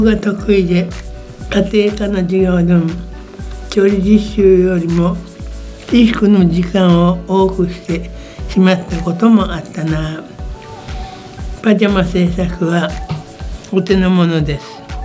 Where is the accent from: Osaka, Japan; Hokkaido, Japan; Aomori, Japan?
Hokkaido, Japan; Kushiro; also born or lived in Iwate; 母の里帰りで岩手で生まれたけれど小中高特釧路で育ちました